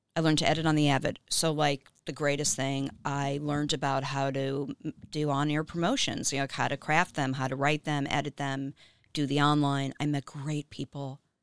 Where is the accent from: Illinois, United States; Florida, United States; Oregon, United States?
Florida, United States; Miami; now in Los Angeles, United States; I'm from Miami